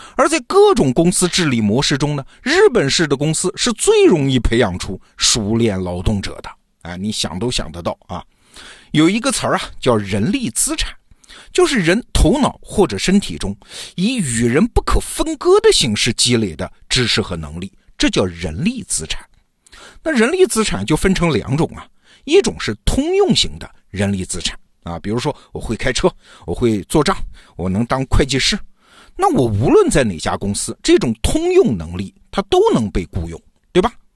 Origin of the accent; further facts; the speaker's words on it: China; 我们中国人